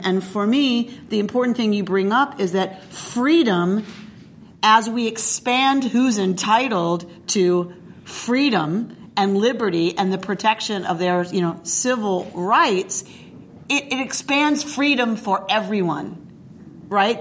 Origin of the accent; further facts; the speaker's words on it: the South, United States; moved away; also born or lived in Duluth; I grew up in the South